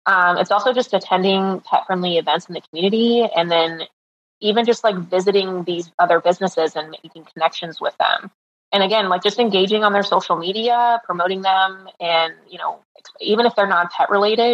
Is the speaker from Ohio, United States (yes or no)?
yes; Ohio, United States; now in Naples, United States; I'm originally from Ohio, and I used to vacation in Naples several times a year, and now I get to live where I vacation